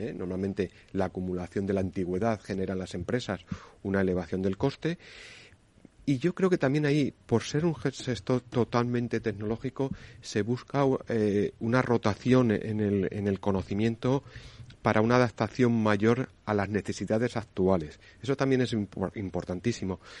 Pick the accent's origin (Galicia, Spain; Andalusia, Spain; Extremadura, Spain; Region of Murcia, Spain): Extremadura, Spain; Extremadura, de mi tierra